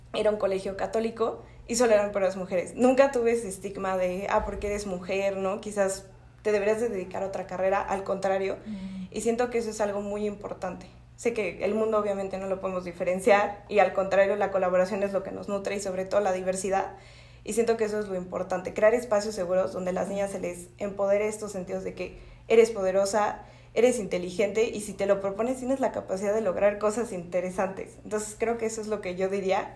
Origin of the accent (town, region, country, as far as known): Mexico